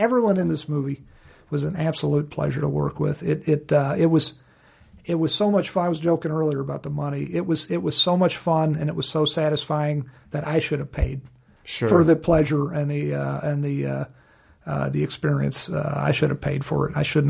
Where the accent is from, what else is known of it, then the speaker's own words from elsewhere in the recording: Virginia, United States; moved away; Living back in Virginia, and my home state of Virginia, which was great living in Virginia